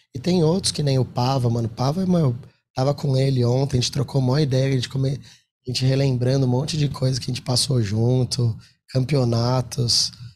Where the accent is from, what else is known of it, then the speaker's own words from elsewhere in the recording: Brazil; a gente é brasileiro